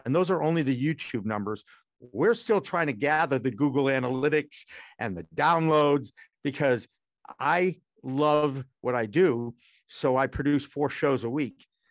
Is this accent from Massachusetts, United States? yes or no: yes; Newton, Massachusetts, United States; also born or lived in Newark, New Jersey / Portland, Maine; Bo-, born in Newark, New Jersey. I went Beth Israel Hospital. I'm a nice Jewish boy, okay? And my parents gave me Newton, Massachusetts, which is a beautiful suburb of Boston, in nineteen sixty-one